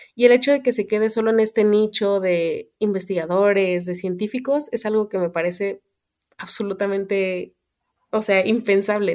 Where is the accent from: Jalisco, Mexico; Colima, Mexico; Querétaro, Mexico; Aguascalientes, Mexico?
Querétaro, Mexico; moved away as an adult; also born or lived in Mexico City; soy de Querétaro y estudié, estuve estudiando en la Ciudad de México